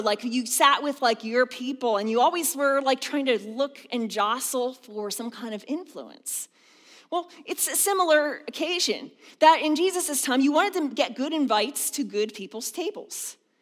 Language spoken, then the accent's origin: English; outside of Philadelphia, Pennsylvania, United States; also born or lived in the South (US) / Harrisburg area; now in Harrisburg, United States; I grew up outside of Philadelphia